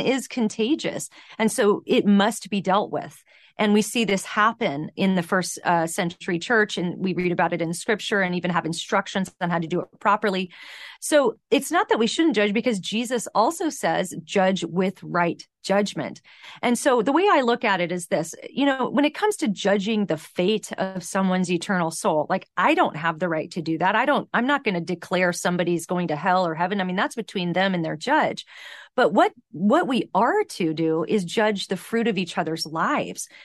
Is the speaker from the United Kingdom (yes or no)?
no; San Fernando Valley, California, United States; growing up in the San Fernando Valley